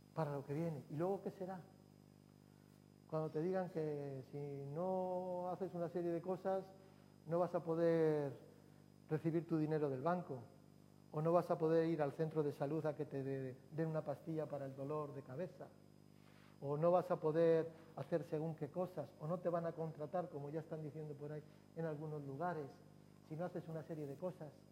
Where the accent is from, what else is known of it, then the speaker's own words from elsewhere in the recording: Durango, Basque Country, Spain; recuerdo que en mi pueblo, en Durango